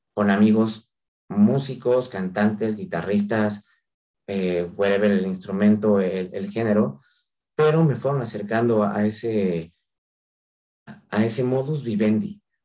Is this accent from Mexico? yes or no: yes; Mexico